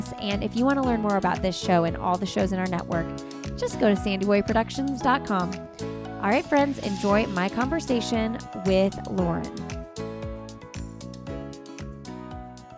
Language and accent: English; Indiana, United States; now in North Carolina, United States; I'm from Indiana